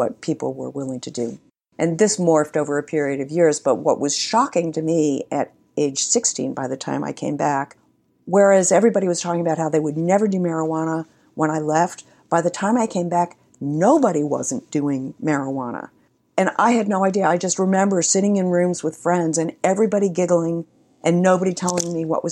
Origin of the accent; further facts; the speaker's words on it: New York, United States; also born or lived in Spain; I grew up in New York